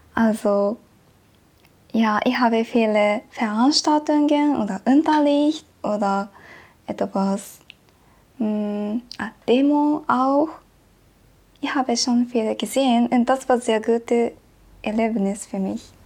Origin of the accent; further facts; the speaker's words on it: Tokyo, Japan; German is a second language; moved away as an adult; now in Tübingen, Germany; ich komme aus Japan, aber ich komme aus Tokio